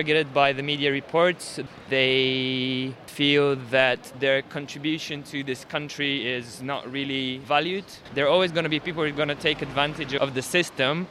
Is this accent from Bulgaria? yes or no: yes; Bulgaria; moved away as an adult; now in United Kingdom; I've been in the UK for 11 years now. I'm originally from Bulgaria.